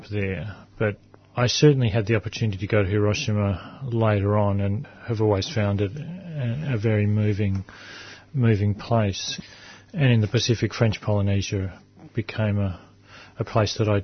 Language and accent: English; Adelaide, South Australia, Australia; I was born in Adelaide